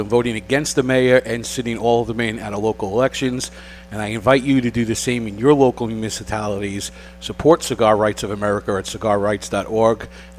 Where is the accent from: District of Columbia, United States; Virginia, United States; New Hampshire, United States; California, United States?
New Hampshire, United States; Manchester; my hometown of Manchester, New Hampshire